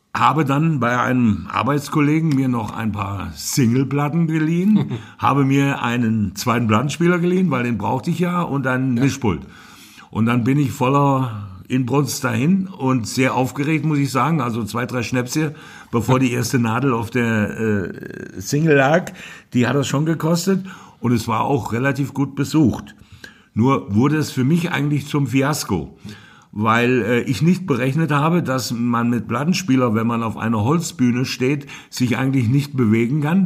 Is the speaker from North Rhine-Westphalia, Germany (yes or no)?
no; Hofbieber, Hesse, Germany; Ich bin in Hofbiber, genauer gesagt im Rödergrund geboren.